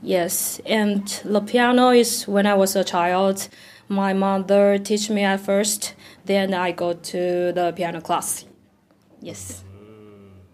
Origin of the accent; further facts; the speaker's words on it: Taipei, Taiwan; English is a second language; moved away as an adult; now in Tokyo, Japan; I come from Taiwan, Taipei